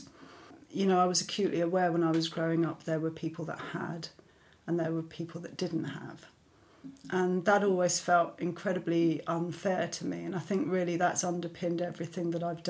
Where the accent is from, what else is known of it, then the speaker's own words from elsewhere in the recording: London, United Kingdom; I grew up in London to a English mother and Italian father